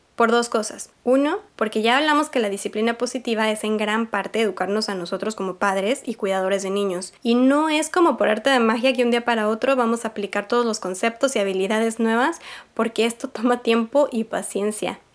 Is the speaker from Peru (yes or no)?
no; Mexico; yo crecí en México en los 90